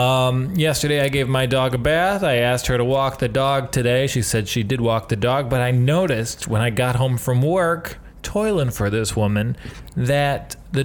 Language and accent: English; Michigan, United States; accent: Michigan; Well, I'm from Michigan. Being from Michigan, you somehow sound like you're a Jewish woman from Long Island and a fat guy from Chicago.